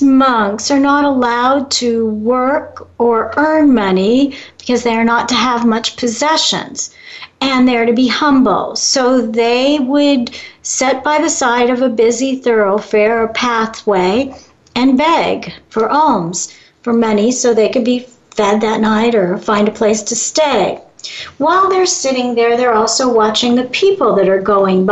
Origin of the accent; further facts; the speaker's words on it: Chicago, Illinois, United States; moved away; I come from Chicago originally